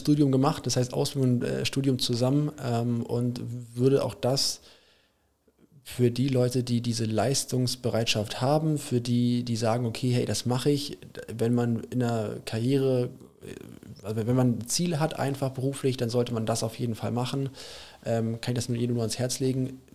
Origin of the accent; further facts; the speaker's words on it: Germany; also born or lived in England; ich fahre auch ganz gerne als Deutscher